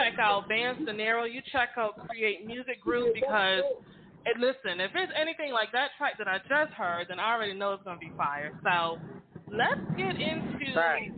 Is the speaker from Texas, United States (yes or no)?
no; Hartford, Connecticut, United States; moved away; I'm from Hartford. I'm from the North End.